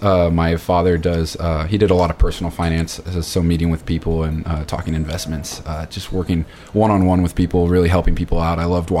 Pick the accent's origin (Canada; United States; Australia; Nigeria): United States; Austin, Texas; Austin born and raised